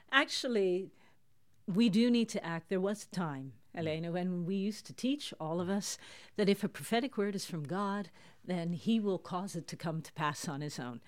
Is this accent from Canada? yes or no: yes; Toronto, Ontario, Canada; moved away as an adult; now in Netherlands; I grew up in Toronto in Canada. Listeners can hear that from my accent